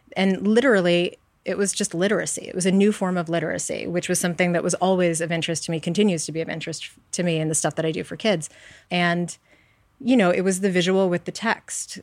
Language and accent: English; New York City, New York, United States; I grew up on the Upper West Side in New York